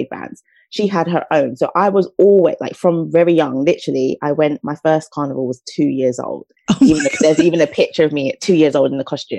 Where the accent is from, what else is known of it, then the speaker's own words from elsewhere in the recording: St. Lucia; now in United Kingdom; I'm from the Caribbean. I'm from a lovely island called St. Lucia. And so for me, growing up, like, music and dancing was just part of my upbringing